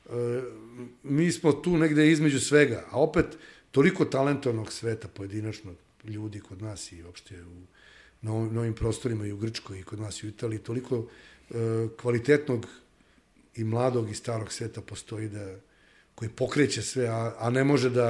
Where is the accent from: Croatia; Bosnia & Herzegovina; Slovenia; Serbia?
Serbia; mi kao nacija Srbi